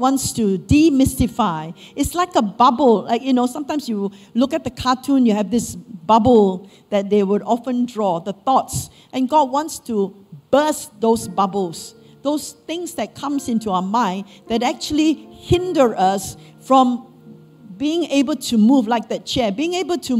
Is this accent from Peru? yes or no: no; Malaysia; moved away as an adult; as Malaysian Chinese, we will be into Taoism, Buddhism, and all sorts.